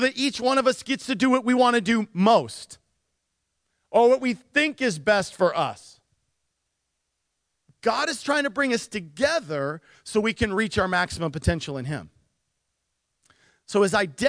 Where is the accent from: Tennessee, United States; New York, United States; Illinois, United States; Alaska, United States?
Alaska, United States; Nikiski; I grew up in Nikiski.